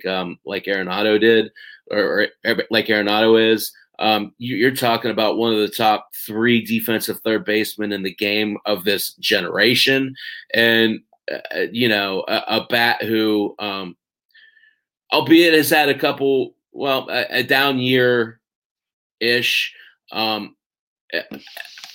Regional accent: Pittsburgh, Pennsylvania, United States; I'm from the Pittsburgh area

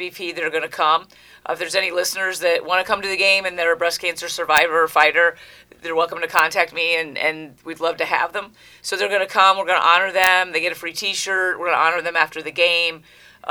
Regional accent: Ohio, United States; moved away as an adult; now in Connecticut, United States; I grew up in Ohio

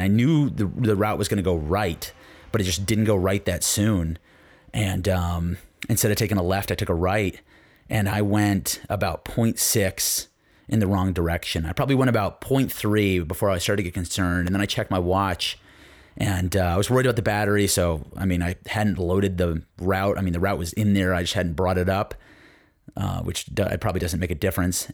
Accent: Connecticut, United States; growing up in Connecticut

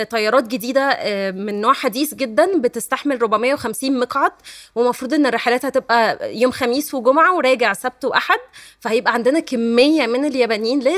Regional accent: Egypt

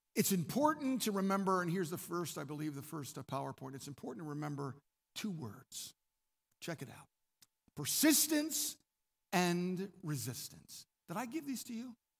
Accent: Maryland, United States; I'm from Maryland.

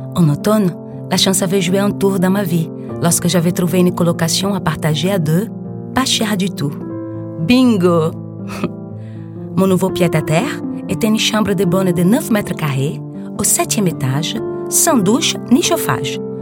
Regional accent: Brazil; French is a second language; moved away as an adult; now in Paris, France; Chez moi, au Brésil

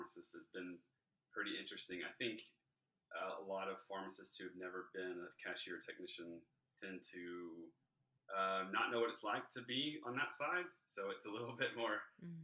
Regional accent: Southeast Georgia, United States; also born or lived in Savannah, Georgia; So I'm originally from Southeast Georgia. That's where it all started.

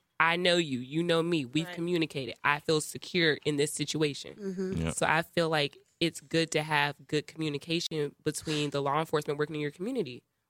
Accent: Cobb County, Atlanta, Georgia, United States; Like, I'm from Cobb County.

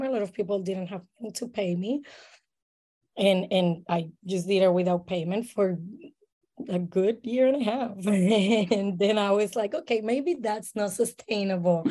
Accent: Puerto Rico; moved away as an adult; now in Saint Petersburg, United States; I am born and raised in Puerto Rico

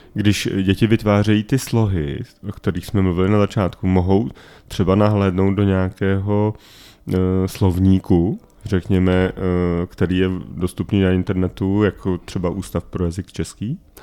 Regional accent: Czechia; já jsem byl poblíž rakouských hranic

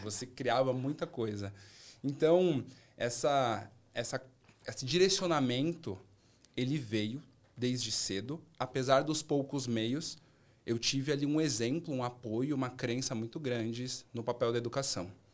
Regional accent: São Paulo, Brazil; moved away as an adult; also born or lived in Rio de Janeiro / Salvador; Minha adolescência e minha infância foram estudando ali no Grajaú

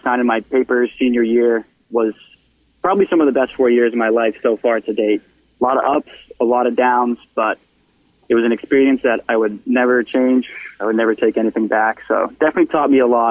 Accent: Hopkinton, Massachusetts, United States; growing up in Hopkinton

